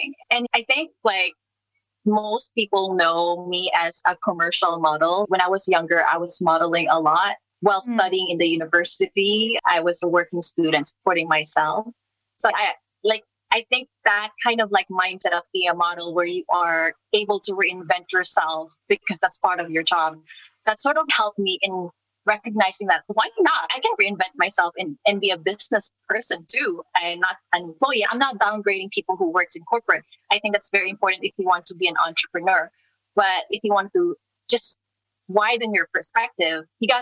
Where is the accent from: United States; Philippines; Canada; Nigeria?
Philippines; Mimaropa; moved away; also born or lived in Manila; I grew up in Palawan. I am a proud Palawan